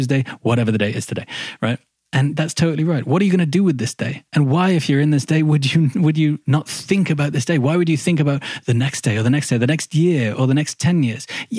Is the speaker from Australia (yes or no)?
no; Midlands, United Kingdom; moved away as an adult; that's where I'm from. I'm from the Midlands